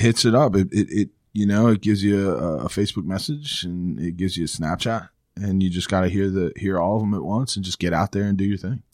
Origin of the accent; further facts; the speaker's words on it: Jupiter, Florida, United States; I grew up in Florida